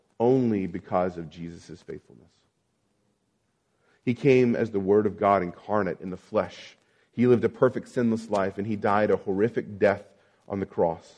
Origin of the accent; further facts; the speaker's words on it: Abilene, Texas, United States; moved away; I've lived in a series, in a long drought in my hometown of Abilene, Texas.